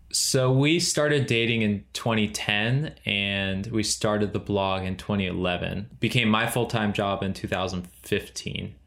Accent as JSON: {"language": "English", "area": "Central Valley", "region": "California", "country": "United States", "tie": "born or raised there", "moved": "as an adult", "lives_now": "Charleston, United States", "said": "we grew up in the Central Valley in California"}